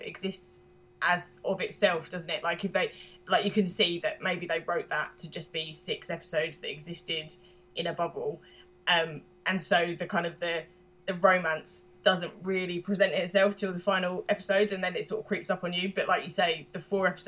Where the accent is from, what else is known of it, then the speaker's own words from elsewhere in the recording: London, United Kingdom; accent: London; I'm British, I'm the British half of this. I'm from East London